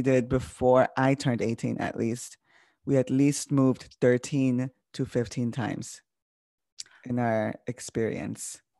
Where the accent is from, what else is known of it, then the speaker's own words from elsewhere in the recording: Chicago, Illinois, United States; first language Spanish; English is a second language; I grew up in Little Village.